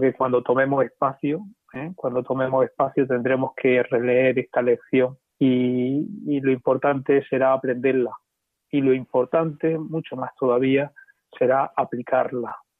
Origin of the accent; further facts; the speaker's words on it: Diocese of Cartagena, Region of Murcia, Spain; Me siento muy querido por mis paisanos y muy acogido por el presbiterio y por mi obispo. Yo pienso que el Papa Francisco me ha querido dar este regalo de poder iniciar el ministerio episcopal en mi tierra